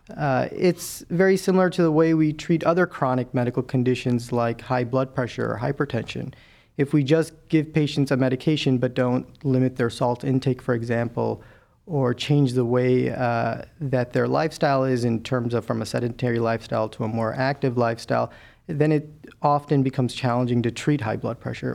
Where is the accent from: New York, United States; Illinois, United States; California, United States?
Illinois, United States; Chicago; moved away as an adult; also born or lived in Milwaukee / Cleveland; I'm a Midwesterner through and through. I was born and raised in Chicago